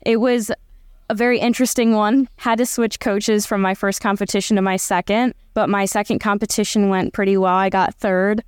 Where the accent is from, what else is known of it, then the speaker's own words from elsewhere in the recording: Cleveland, Ohio, United States; moved away as an adult; also born or lived in Arkansas; Cleveland, 'cause that's my hometown